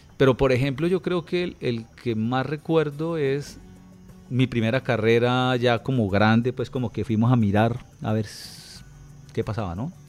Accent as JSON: {"language": "Spanish", "town": "Bucaramanga", "region": "Santander", "country": "Colombia", "tie": "born or raised there", "also_born_or_lived": "Bogotá", "said": "nosotros nos venimos a vivir a Bucaramanga, porque nosotros vivíamos en Bogotá. Nos vinimos cuando yo tenía cuatro años"}